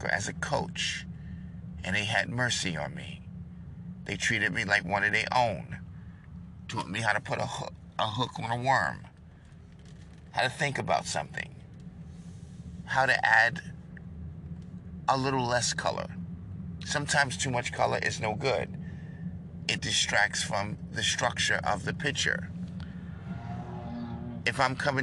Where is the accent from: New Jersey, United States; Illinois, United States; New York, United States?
New York, United States; now in Texas, United States; I'm from New York